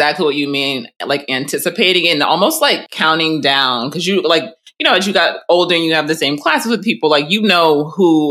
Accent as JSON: {"language": "English", "country": "United States", "tie": "born or raised there"}